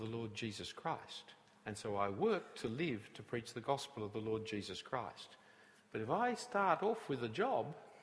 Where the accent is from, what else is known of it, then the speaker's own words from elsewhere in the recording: Sydney, New South Wales, Australia; I come from Bellevue Hill. I went to Scots College